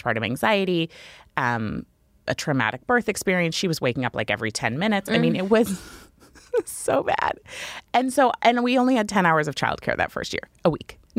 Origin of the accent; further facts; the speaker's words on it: Maine, United States; So I always wanted to raise kids in Maine. I moved back to my hometown.